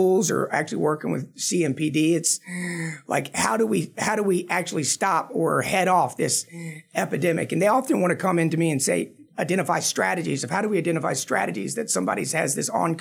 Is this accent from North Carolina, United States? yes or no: yes; Manteo, North Carolina, United States; when I was 18 years old, growing up in Roanoke Island, that small town of Mania